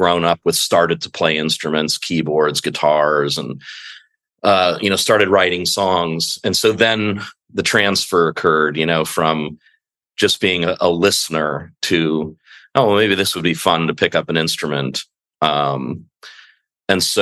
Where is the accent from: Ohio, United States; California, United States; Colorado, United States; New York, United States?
California, United States; Los Angeles; also born or lived in Santa Monica; I'm a local native of Los Angeles. I was born in Santa Monica and raised in West